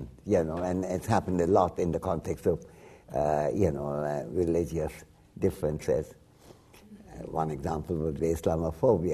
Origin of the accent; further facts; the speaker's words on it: West Bengal, India; first language Bengali; English is a second language; moved away; also born or lived in Dhaka, Bangladesh; as an Indian, I was being schooled in British India. And in Bengal, where I come from